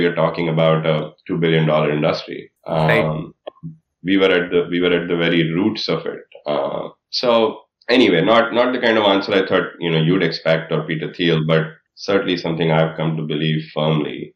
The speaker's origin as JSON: {"language": "English", "country": "India", "tie": "born or raised there", "moved": "yes", "said": "growing up in India, well before when I went to high school in India"}